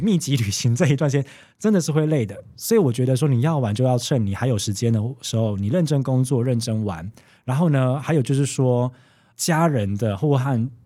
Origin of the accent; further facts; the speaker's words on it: Taiwan; moved away as an adult; now in Sweden; 以我台湾人角度来讲